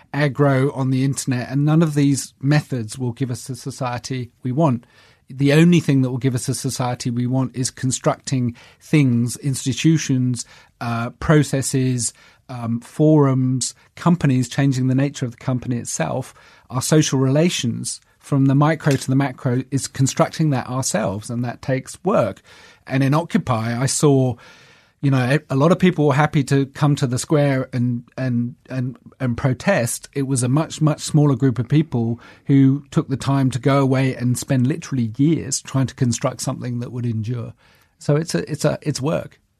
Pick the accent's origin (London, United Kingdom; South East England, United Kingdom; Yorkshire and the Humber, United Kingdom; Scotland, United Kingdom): London, United Kingdom; also born or lived in New York; I was from South London